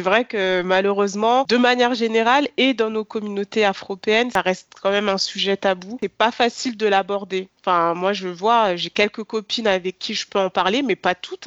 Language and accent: French; France; je suis née, j'ai grandi en France